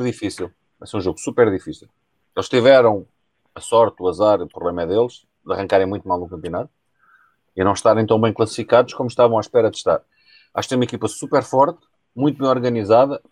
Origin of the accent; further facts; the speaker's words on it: Amadora, Lisbon, Portugal; sou da Amadora, não sou nem de nem de Alcochete